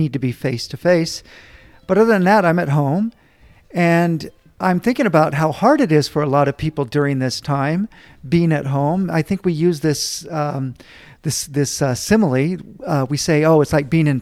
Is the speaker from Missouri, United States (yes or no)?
no; California, United States; now in El Paso, United States; I'm from California originally, but I've been here now for over 20 years